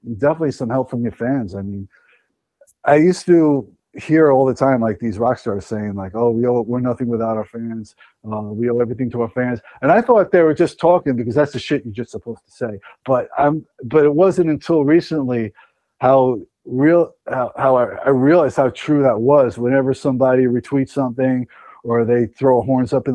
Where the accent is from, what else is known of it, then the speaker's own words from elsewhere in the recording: New York, United States; we're from New York.